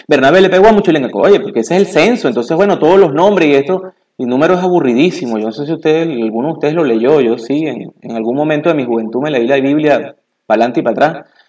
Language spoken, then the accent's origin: Spanish; Venezuela; moved away; cuando yo era niño eh, todavía existía un modelo eh, en mi país natal, en Venezuela, que se llamaba Grupo Escolar.